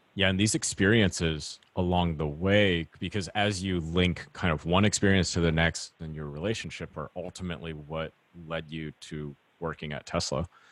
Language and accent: English; Orange County, California, United States; growing up in Orange County, California, seeing strawberry fields every summer